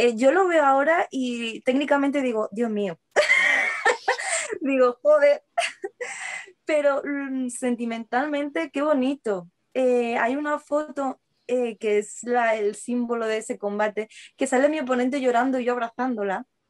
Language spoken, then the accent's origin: Spanish; Seville, Andalusia, Spain; now in Madrid, Spain; yo nací en Sevilla, pero yo me he criado allí, yo he vivido allí hasta que me mudé a Madrid